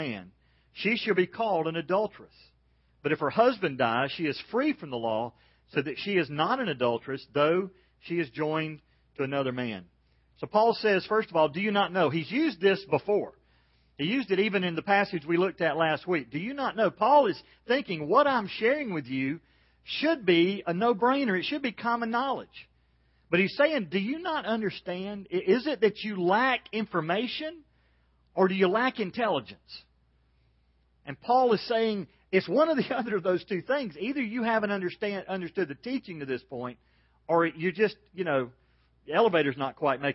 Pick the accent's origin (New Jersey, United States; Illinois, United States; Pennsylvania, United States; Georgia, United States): Georgia, United States; I'm from Georgia.